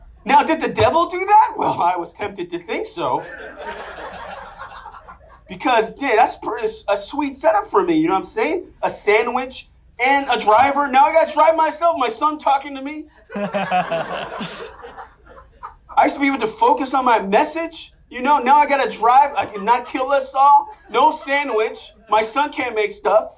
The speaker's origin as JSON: {"language": "English", "town": "New York City", "region": "New York", "country": "United States", "said": "I'm from Inwood, Washington Heights"}